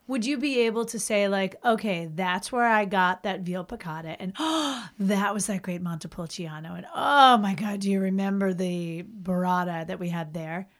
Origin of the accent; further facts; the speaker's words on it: Boston, Massachusetts, United States; I hail from the Greater Boston area